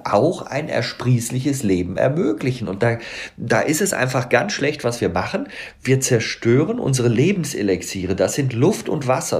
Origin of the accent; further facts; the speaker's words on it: Bonn, North Rhine-Westphalia, Germany; ich bin auch Rheinländer, ich bin in Bonn geboren